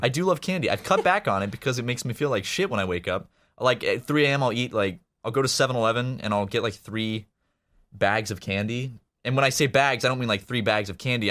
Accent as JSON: {"language": "English", "town": "Charleston", "region": "South Carolina", "country": "United States", "moved": "as an adult", "lives_now": "Los Angeles, United States", "said": "I'm from Charleston, which is obviously a, a big city"}